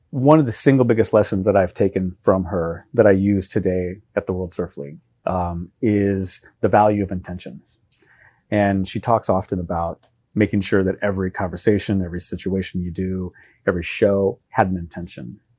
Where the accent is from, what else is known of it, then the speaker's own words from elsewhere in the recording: Oklahoma, United States; I would say I'm from the Midwest too, and I would declare Oklahoma the Midwest.